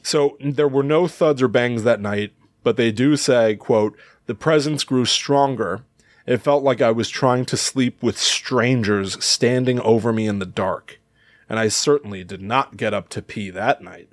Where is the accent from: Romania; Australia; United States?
United States; Connecticut; We grew up, obviously, in the Northeast U S. I, I've always felt like, you know, we came from Connecticut